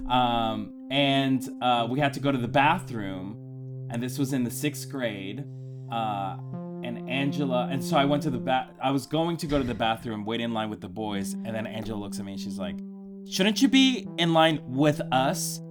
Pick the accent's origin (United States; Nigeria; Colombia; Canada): Colombia; moved away; when I was a child, I, I grew up in Colombia